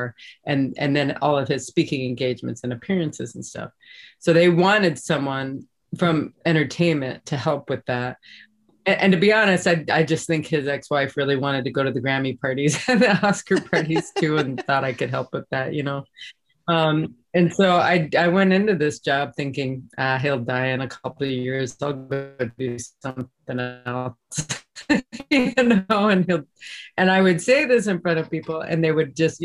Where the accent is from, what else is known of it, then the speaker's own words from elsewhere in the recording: South Dakota, United States; my life growing up in South Dakota